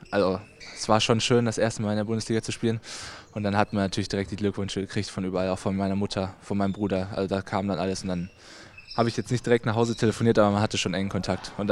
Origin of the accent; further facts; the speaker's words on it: Halver, North Rhine-Westphalia, Germany; Ich komme ja aus Halfa ursprünglich